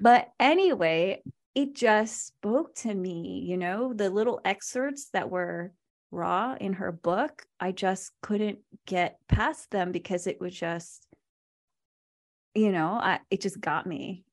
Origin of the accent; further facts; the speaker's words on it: Virginia, United States; also born or lived in Philippines / Manila; I was born in the Philippines, and I was there till I was six before I immigrated to Virginia, where I grew up